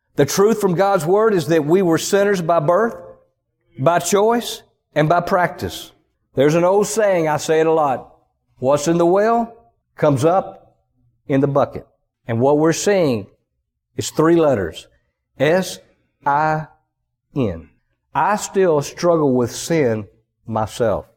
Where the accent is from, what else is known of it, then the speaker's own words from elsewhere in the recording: the American South, United States; accent: Southern; I grew up in the Southern culture. People are, for the most part, people are nice from where I grew up down in the country